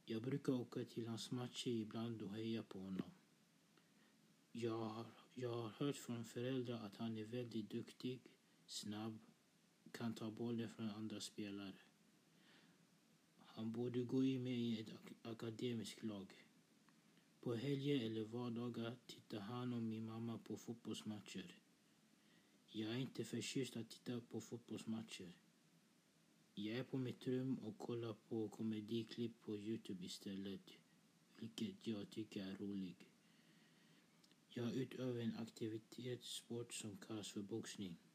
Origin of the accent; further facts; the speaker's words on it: Stockholm, Stockholm County, Sweden; Jag är uppvuxen i Husby och bor med mamma, pappa och min lillebror Jonathan. Vi flyttade till Husby när jag var ett år gammal och vi har nu bott där i nästan 14 år.